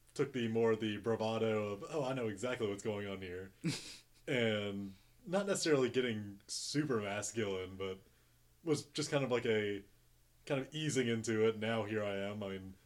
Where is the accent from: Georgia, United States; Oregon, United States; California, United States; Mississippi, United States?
Georgia, United States; Troup County; I grew up a little farther south down in Troup County, over close to Alabama